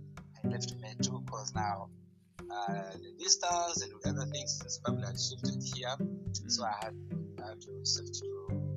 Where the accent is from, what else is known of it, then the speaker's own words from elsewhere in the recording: Arua, Northern Region, Uganda; also born or lived in Gulu / Terego; I grew up in so many places around the country. I was born in Gulu. I moved to Arua. Then I started my primary, nursery and primary education from Arua Demonstration Primary School.